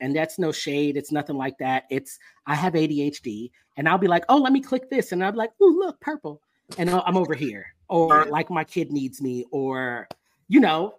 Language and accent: English; Florida, United States; now in Texas; I grew up in Florida. I forgot. You lived in South Florida. I grew up in South Florida.